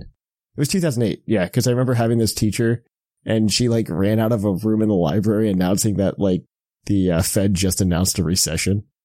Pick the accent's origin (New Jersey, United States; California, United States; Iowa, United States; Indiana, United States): Indiana, United States; now in Dayton, Ohio, United States; I'm originally from Indiana